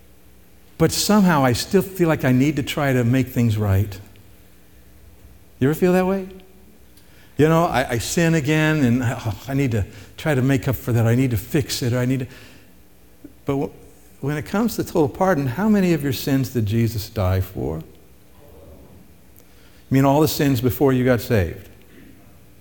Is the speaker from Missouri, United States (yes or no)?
yes; Missouri, United States; moved away; I'm originally from Missouri